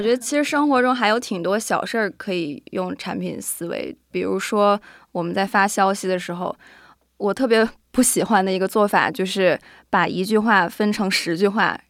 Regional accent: Northeast China, China; accent: Northeastern (Dongbei); moved away; also born or lived in Singapore / United States; 然后因为我是东北人嘛

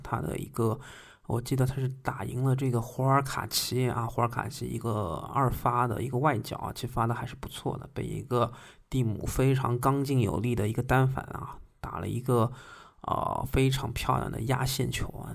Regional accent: China; 我们中国人

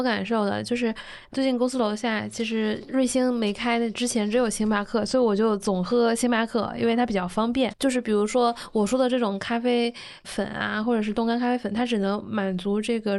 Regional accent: Dalian, Liaoning, China; 其实我大连人嘛，

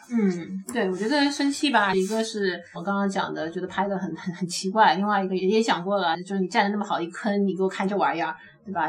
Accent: China; 我们大陆呢

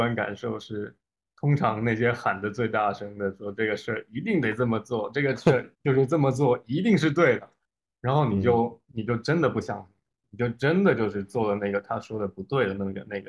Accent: China; 哎，我们中国人就是这样子的，因为我们，哎

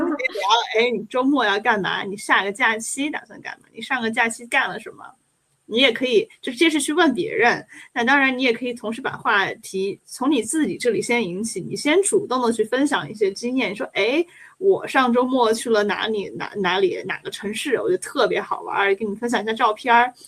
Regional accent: China; now in Germany; 我来自中国的

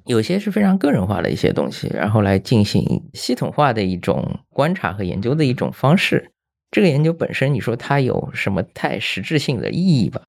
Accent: Shanghai, China; moved away as an adult; also born or lived in Japan; 我突然回到上海，其实我是身在上海，长在上海的一个人，对吧？但是工作之后去的日本

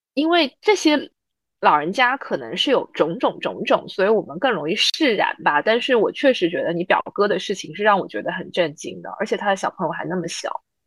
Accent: Zhuhai, Guangdong, China; 我小时候在珠海生活

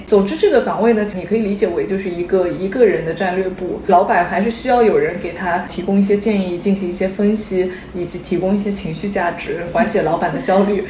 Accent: China; moved away as an adult; 我们作为中国人在中国长大

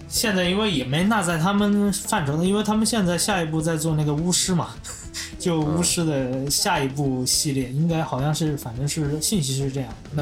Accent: China; 但我其实作为中国人的话，我肯定是期待在游戏世界看到我们本土的一些东西出来。

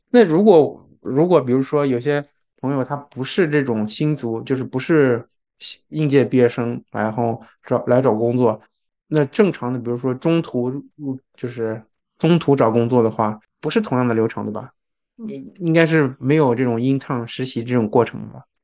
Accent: China; now in Japan; 对于在日本生活的人来说，中国人，我们也是外国人的

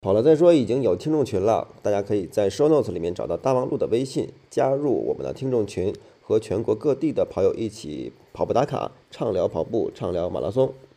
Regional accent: China; 我们作为中国人

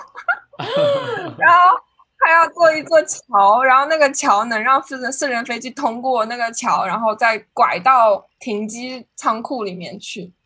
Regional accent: China; now in United States; 作为一个中国人在美国

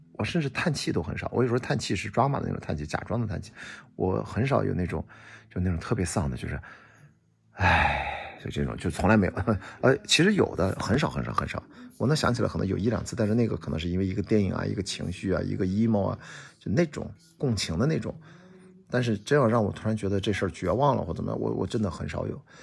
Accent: Qingdao, Shandong, China; 我在青岛呢，我们是丘陵地带，我们家后面是注水山公园，一百米，呃，可能八十多米的一个小山丘，但是这样的山丘很多

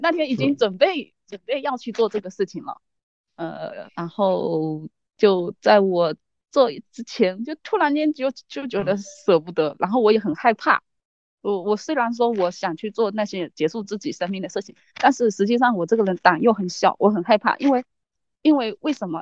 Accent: Fujian, China; 我来自福建

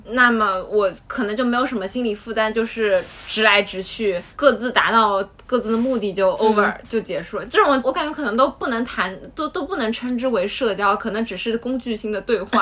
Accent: Shanghai, China; 我从小在上海长大的

